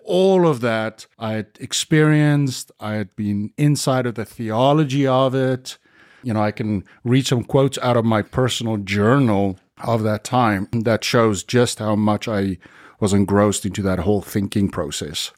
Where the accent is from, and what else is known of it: South Africa; born or raised there